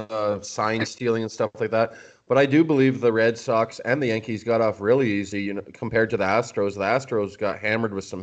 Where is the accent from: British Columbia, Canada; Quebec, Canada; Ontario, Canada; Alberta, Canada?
Ontario, Canada; about an hour west of Toronto; I hail from Toronto, Canada. Well, about an hour west of Toronto, so just an hour west of the Sky Dome here.